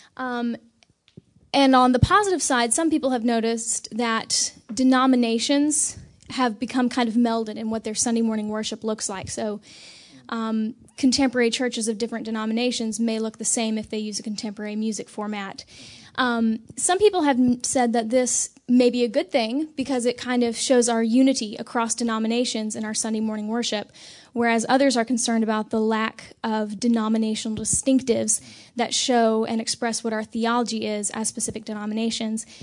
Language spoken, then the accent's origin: English; Selma, North Carolina, United States; I'm from Selma, North Carolina, which is about an hour south of here.